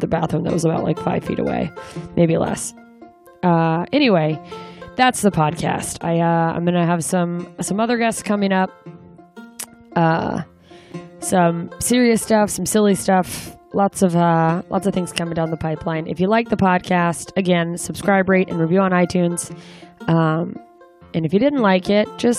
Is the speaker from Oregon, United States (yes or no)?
no; Anchorage, Alaska, United States; moved away; my hometown, Anchorage